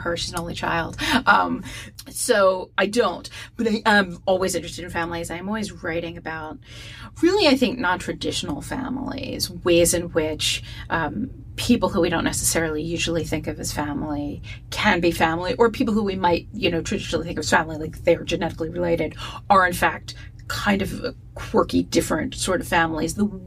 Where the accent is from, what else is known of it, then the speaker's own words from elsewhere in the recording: East Coast, United States; now in Pacific Northwest, United States; growing up on the East Coast, and for my life could not understand why it was always raining. And then I moved to the Pacific Northwest